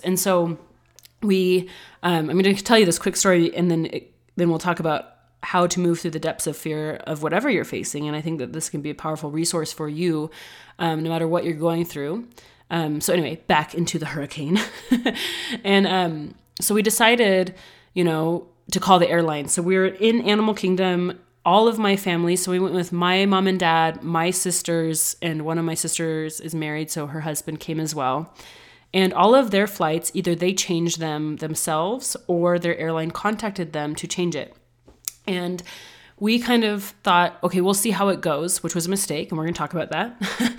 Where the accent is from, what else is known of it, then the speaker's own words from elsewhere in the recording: the West, United States; I'm from the West